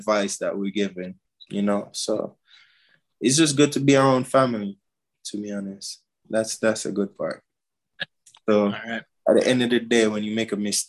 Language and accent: English; Jamaica; moved away; I'm a Jamaican.